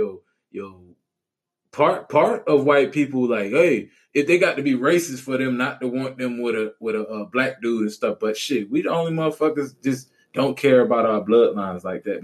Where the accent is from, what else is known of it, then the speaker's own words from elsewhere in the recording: New Orleans, Louisiana, United States; Yeah, like if I said, yo, I'm from New Orleans, what's the first thing you're going to think?